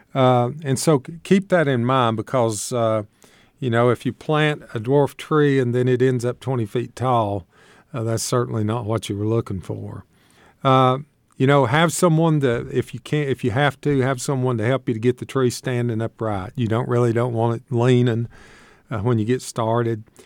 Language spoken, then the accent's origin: English; Shady Valley, Tennessee, United States; I grew up in Shady Valley, Tennessee